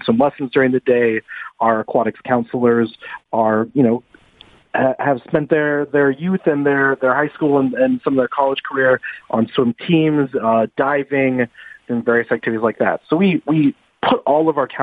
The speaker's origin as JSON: {"language": "English", "area": "the Valley", "region": "Southern California", "country": "United States", "tie": "born or raised there", "said": "I grew up in Southern California here in the Valley."}